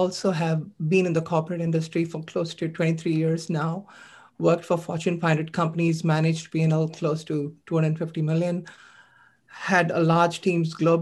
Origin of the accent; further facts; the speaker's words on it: India; moved away; When I was growing up as a child, I was born in India. I'm an Asian immigrant